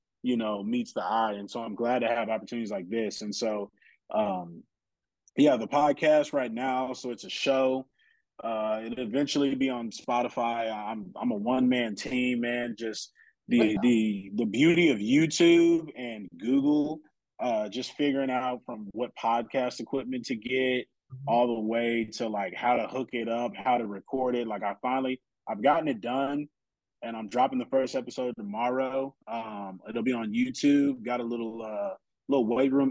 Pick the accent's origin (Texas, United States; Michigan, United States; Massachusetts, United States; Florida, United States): Texas, United States; San Antonio; I'm from San Antonio, okay? We got the Spurs out here.